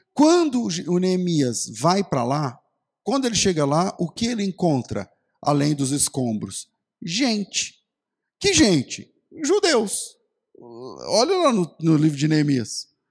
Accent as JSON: {"language": "Portuguese", "country": "Brazil", "said": "a gente é brasileiro"}